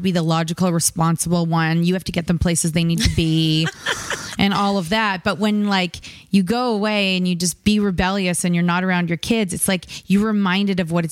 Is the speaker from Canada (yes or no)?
yes; Canada; we're Canadian